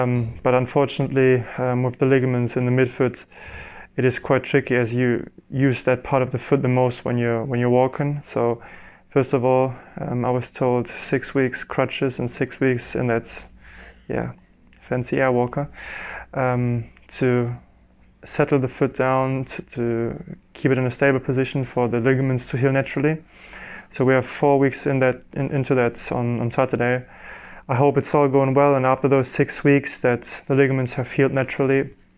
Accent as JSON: {"language": "English", "country": "Germany", "first_language": "German", "second_language": "English", "said": "Probably it would be easier for me to do that in German, in my mother tongue, than in English."}